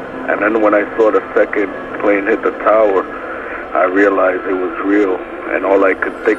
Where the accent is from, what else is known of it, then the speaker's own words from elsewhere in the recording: New York, United States; moved away; I'm originally from New York.